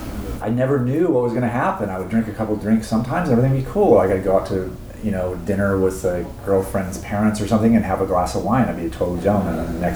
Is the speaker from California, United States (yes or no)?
yes; Inland Empire, California, United States; I grew up in the Inland Empire.